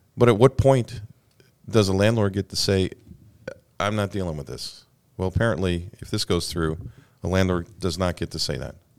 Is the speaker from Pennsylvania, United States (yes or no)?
no; Alabama, United States; moved away; somebody from close to where I grew up in Alabama